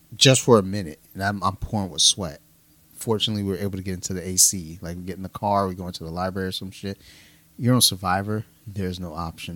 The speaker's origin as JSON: {"language": "English", "town": "Detroit", "region": "Michigan", "country": "United States", "said": "I'm from Detroit"}